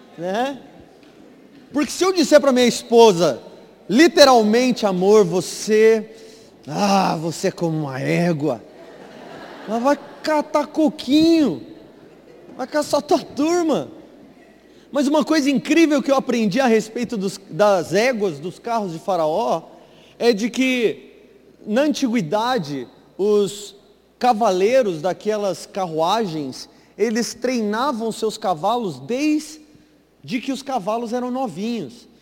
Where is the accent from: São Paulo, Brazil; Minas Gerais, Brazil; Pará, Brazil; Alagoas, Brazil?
Minas Gerais, Brazil; Varginha; moved away; ela veio lá de Varginha, Minas Gerais, lá de onde eu vim